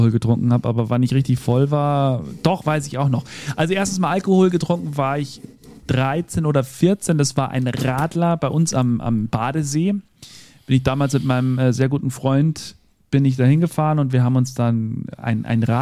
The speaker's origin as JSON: {"language": "German", "town": "Bad Reichenhall", "region": "Bavaria", "country": "Germany", "tie": "born or raised there", "said": "Dann habe ich noch gesehen äh, Titus und Tarantula in meiner Jugend hier in Bad Reichenhall."}